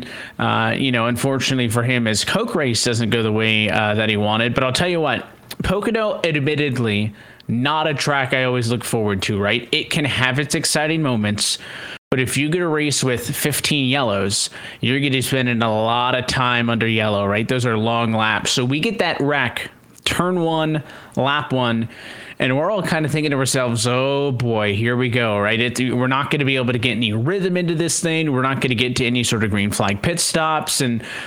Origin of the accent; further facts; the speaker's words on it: Canada; being Canadian